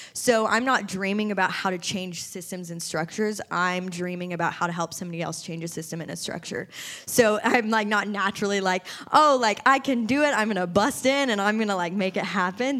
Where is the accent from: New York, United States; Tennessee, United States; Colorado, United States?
Tennessee, United States; Nashville; moved away as an adult; also born or lived in California; born and raised here in Nashville, Tennessee